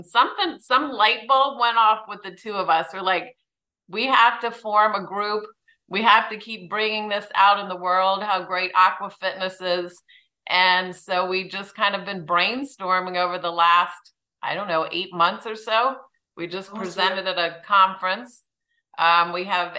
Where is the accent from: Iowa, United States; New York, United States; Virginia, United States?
Virginia, United States; Reston; I'm from Reston, Virginia, right outside of the Washington, D.C. area.